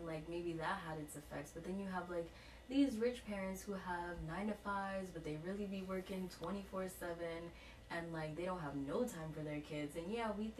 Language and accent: English; New York City, New York, United States; I grew up in the South Bronx